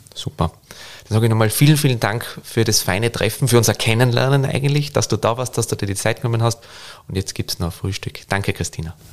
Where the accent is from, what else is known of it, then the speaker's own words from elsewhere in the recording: Tyrol, Austria; now in Vienna, Austria; als Tiroler